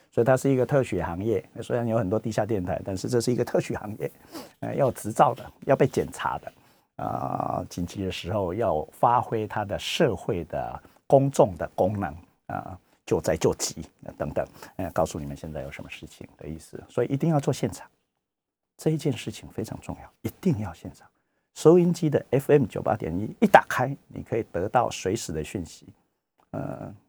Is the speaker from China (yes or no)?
no; Taiwan; 我们台湾人